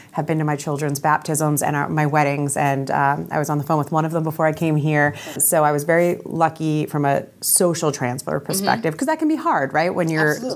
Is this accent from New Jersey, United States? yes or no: yes; Camden County, New Jersey, United States; also born or lived in Miami; I am born and raised in Camden County.